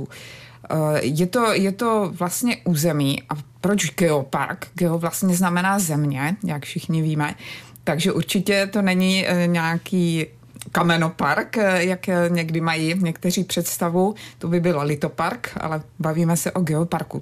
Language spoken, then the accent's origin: Czech; Brno, South Moravian Region, Czechia; vyrůstala jsem vlastně v Brně